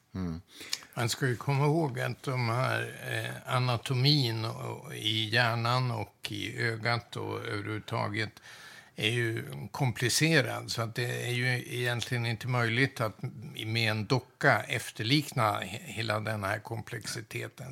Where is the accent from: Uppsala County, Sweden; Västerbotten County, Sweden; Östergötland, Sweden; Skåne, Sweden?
Västerbotten County, Sweden; Umeå; jag är född och uppvuxen i Umeå